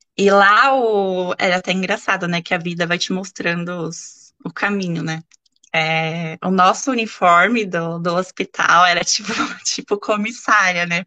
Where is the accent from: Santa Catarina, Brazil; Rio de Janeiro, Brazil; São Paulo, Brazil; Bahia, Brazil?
São Paulo, Brazil; Santo André; Eu sou natural de Santo André, que é uma cidade da Grande São Paulo, né, no interior